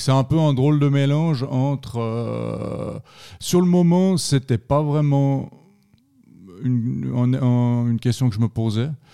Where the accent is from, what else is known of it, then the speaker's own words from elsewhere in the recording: Yverdon-les-Bains, Vaud, Switzerland; moved away as an adult; also born or lived in Estavayer-le-Lac; now in Fribourg, Switzerland; je viens de la région d'Yverdon, dans le canton de Vaud